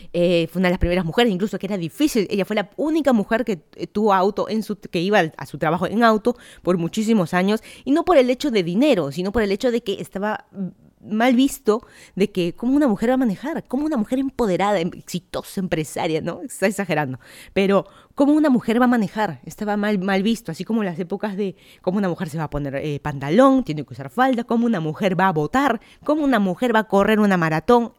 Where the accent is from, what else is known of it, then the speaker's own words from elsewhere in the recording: Lima, Peru; moved away as an adult; also born or lived in Miami, United States / Virginia, United States; now in Fairfax County, Virginia, United States; yo soy de Lima, Perú, me mudé a Estados Unidos hace dos años